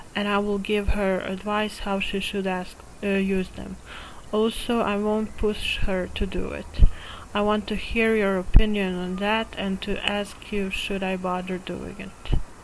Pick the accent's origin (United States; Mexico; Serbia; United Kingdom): Serbia; I'm from Serbia.